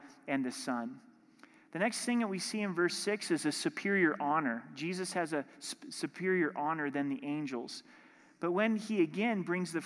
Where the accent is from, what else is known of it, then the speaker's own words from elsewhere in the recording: Southern Oregon, United States; growing up in Southern Oregon, in my hometown, the Rogue River went right through our little town